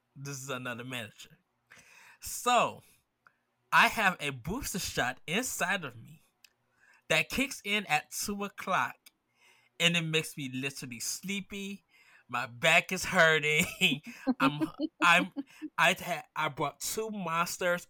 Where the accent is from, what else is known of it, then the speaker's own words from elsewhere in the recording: Midwest, United States; I grew up in the Midwest with grits